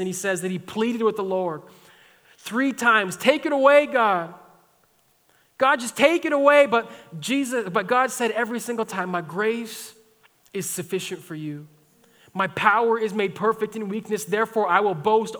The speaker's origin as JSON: {"language": "English", "region": "Alberta", "country": "Canada", "said": "I'm from Alberta"}